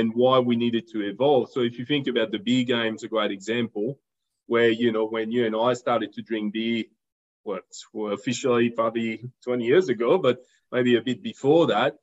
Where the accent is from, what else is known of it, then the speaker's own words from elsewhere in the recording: France; moved away as an adult; now in Sydney, Australia; I graduated from high school in France